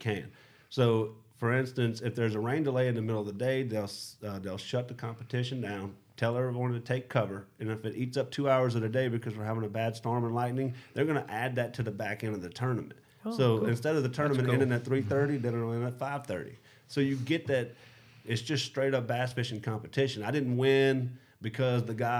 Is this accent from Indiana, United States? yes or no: no; South Louisiana, United States; where I grew up in South Louisiana